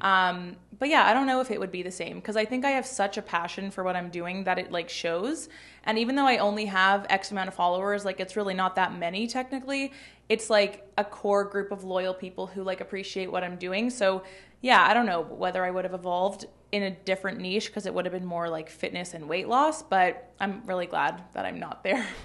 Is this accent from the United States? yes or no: no; Toronto, Ontario, Canada; I grew up in Toronto.